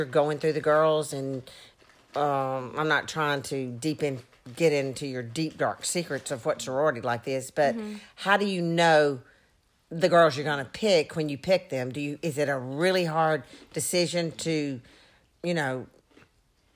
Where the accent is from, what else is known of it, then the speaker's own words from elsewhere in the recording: Mississippi, United States; I'm from Mississippi